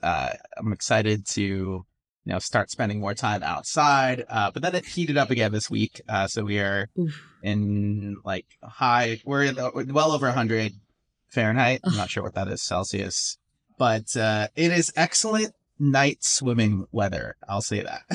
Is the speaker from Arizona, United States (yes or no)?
yes; Phoenix, Arizona, United States; moved away as an adult; also born or lived in California / New York City / Washington, D.C.; My parents came to the U.S. in the 80s, moved from Manila to Phoenix, Arizona